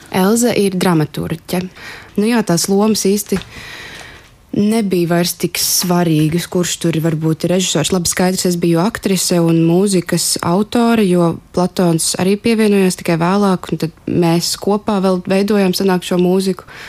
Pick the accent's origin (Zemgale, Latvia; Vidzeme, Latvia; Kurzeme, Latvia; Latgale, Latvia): Vidzeme, Latvia; Mālpils; Es esmu augusi arī ne no Rīgas, es nāku no Mālpils